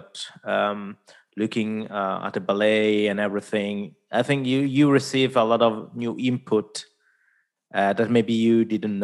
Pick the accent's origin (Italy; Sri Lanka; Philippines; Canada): Italy; first language Italian; English is a second language; Italian, my mother tongue